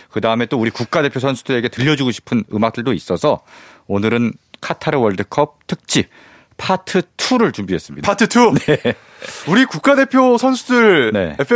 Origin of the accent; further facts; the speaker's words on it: Bucheon, Gyeonggi Province, South Korea; 제가 또 부천 출신이거든요.